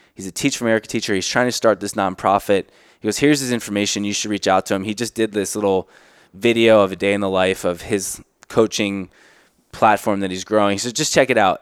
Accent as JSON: {"language": "English", "region": "South Florida", "country": "United States", "tie": "born or raised there", "said": "the childhood growing up in South Florida"}